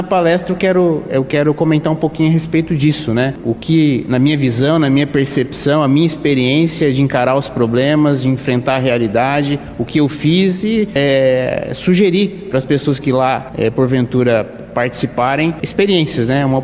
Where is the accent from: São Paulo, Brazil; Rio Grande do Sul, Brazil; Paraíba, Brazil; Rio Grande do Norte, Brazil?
São Paulo, Brazil; Ourinhos; Eu sou natural de Ourinhos.